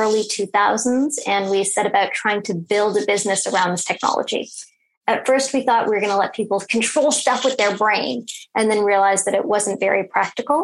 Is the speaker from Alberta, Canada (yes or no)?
no; Toronto, Ontario, Canada; I grew up in Toronto.